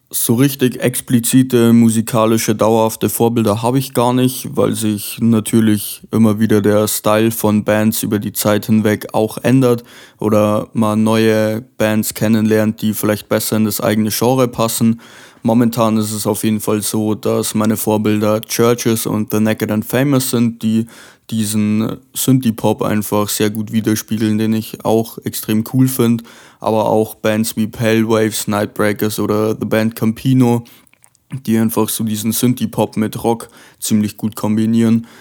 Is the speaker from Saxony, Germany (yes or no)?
no; Lower Bavaria, Germany; aus Niederbayern